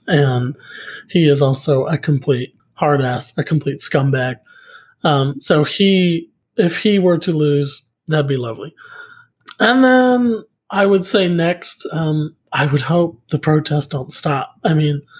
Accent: Beaver, Oklahoma, United States; now in Oklahoma City, United States; my hometown back in Beaver

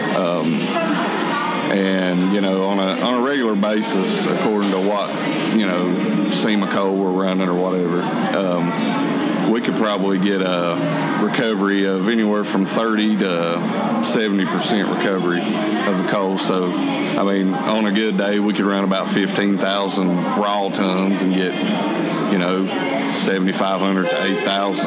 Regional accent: Gary, West Virginia, United States; also born or lived in Bluefield / Welch; I was born in Bluefield Hospital, but I was raised in Gary, just a few miles up the road, and got married and moved here to Welch.

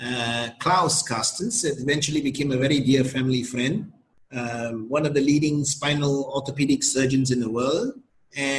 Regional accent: Penang, Malaysia; moved away as an adult; also born or lived in South Korea / United States / Japan / Taiwan; now in Thailand; I was born in Penang, Malaysia. After high school, I just took off

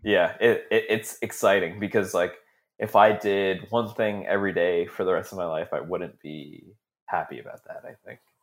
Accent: Brampton, Ontario, Canada; I grew up in Brampton, right? And, uh, so it's just outside of Toronto

